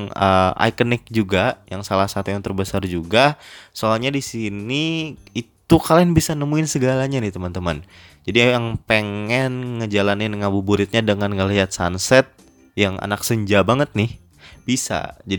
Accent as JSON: {"language": "Indonesian", "town": "Tabalong", "region": "South Kalimantan", "country": "Indonesia", "lives_now": "Banjarmasin, Indonesia", "said": "gue pindah atau ngerantau dari Kabupaten Tabalong ke Banjarmasin"}